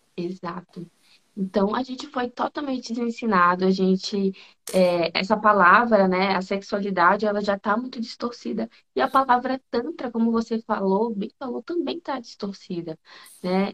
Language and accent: Portuguese; Manaus, Amazonas, Brazil; moved away as an adult; now in Brasília, Brazil; Eu sou manauara, sou de Manaus, lá daquela terra calorosa, e vim para cá